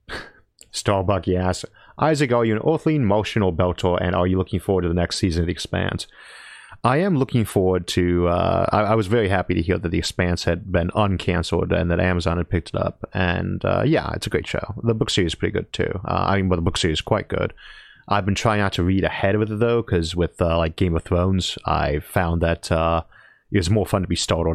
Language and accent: English; Ohio, United States; also born or lived in California; I'm from Ohio.